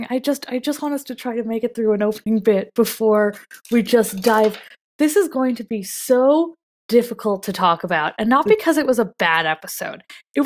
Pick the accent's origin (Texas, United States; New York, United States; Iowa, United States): New York, United States; near Rye Playland; I grew up near Rye Playland